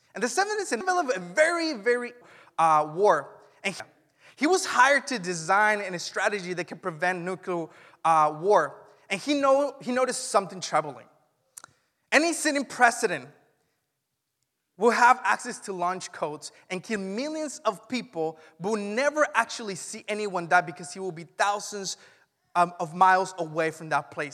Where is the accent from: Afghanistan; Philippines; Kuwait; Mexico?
Mexico; now in Vacaville, United States; When I grew up in Mexico, I didn't experience church until I was nineteen, and I didn't even experience it in Mexico